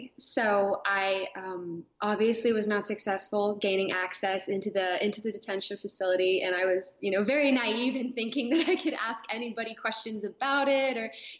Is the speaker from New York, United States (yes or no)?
no; Houston, Texas, United States; Well, I'm a Houston native originally. I was a military kid, so I kind of got used to moving around from place to place. But I spent most of my time growing up in Texas.